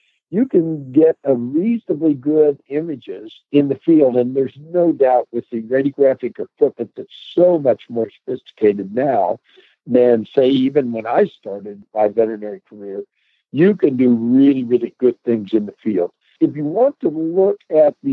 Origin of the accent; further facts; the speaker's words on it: Delaware, Ohio, United States; I grew up in Delaware, Ohio